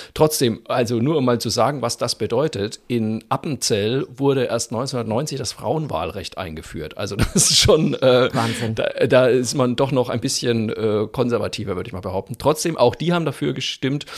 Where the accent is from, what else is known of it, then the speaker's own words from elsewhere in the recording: Germany; da waren wir Deutschen